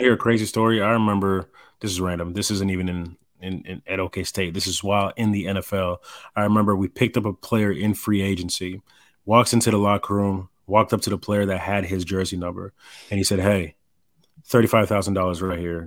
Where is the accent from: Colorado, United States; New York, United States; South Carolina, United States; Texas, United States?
Texas, United States; Dallas; I'm watching the Dallas Cowboys growing up in Dallas